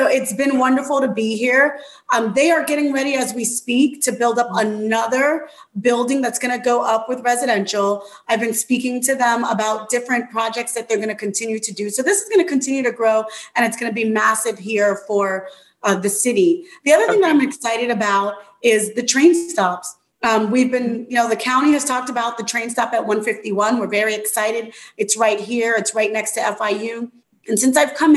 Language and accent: English; Miami, Florida, United States; growing up in Miami